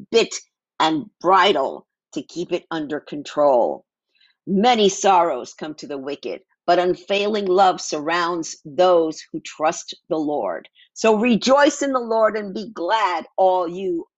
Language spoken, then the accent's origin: English; New York City, New York, United States; now in Phoenix, United States; I grew up in New York City.